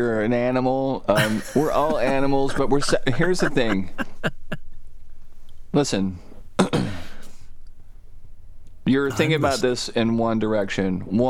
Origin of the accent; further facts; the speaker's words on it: Soddy-Daisy, Tennessee, United States; I'm from Soddy fucking Daisy, Tennessee, man.